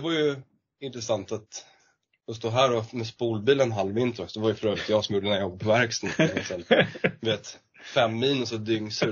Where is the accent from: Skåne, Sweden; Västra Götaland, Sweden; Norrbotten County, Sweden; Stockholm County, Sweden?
Stockholm County, Sweden; Lidingö; jag är uppvuxen på Lidingö